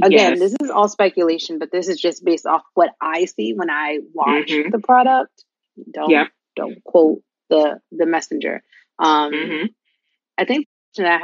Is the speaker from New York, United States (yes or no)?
yes; New York City, New York, United States; as a New Yorker